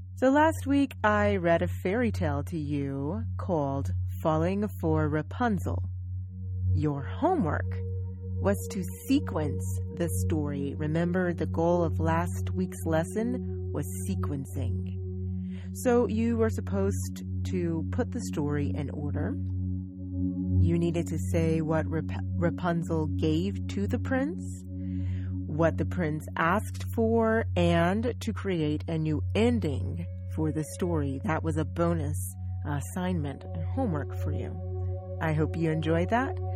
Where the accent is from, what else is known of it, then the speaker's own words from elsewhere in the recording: United States; I am an American. I'm from the United States, in fact.